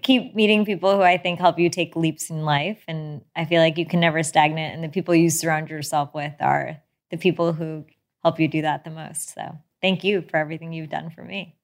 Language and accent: English; United States; my parents immigrated here in the seventies. And I grew up in a town that actually didn't have many Indian people